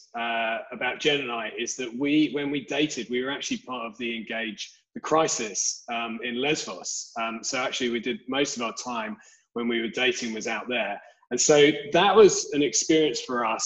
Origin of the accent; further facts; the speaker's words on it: London, United Kingdom; I'm originally from Southeast London. I grew up there